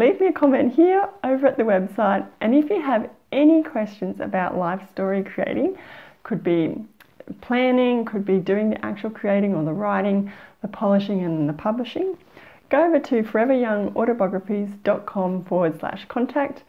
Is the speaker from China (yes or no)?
no; Australia; as Australian